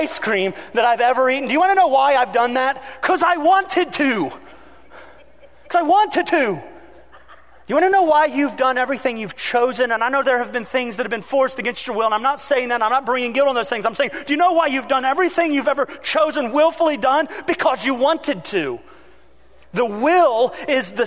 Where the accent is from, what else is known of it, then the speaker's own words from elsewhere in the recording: United States; as an American